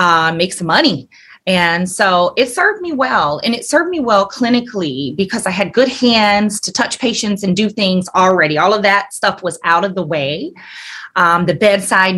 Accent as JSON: {"language": "English", "region": "Alabama", "country": "United States", "tie": "born or raised there", "also_born_or_lived": "Atlanta", "moved": "as an adult", "said": "I'm from Alabama. And grew up there"}